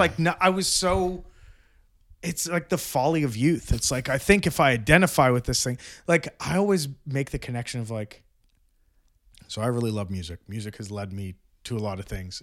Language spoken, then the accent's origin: English; Brampton, Ontario, Canada; I grew up in Brampton